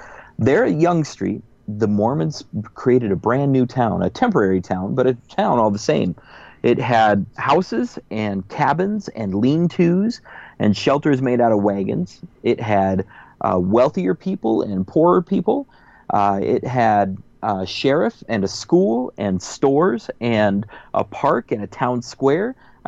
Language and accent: English; Omaha, Nebraska, United States; when I was growing up in North Omaha